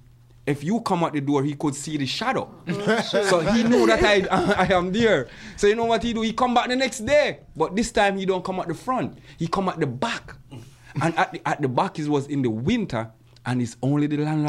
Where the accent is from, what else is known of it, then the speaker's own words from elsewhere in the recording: Jamaica; moved away as an adult; now in Montreal, Canada; As a Jamaican